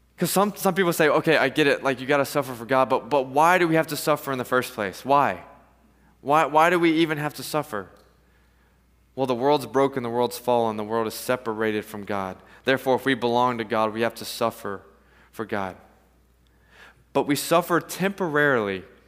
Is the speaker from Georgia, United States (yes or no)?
yes; Atlanta, Georgia, United States; I'm from Atlanta